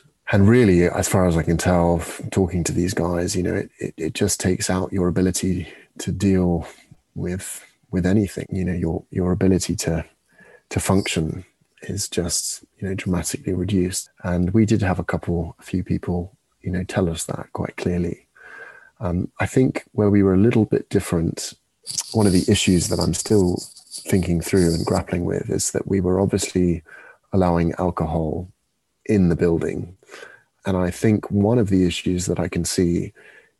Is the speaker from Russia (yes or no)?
no; England, United Kingdom; now in France; we're from England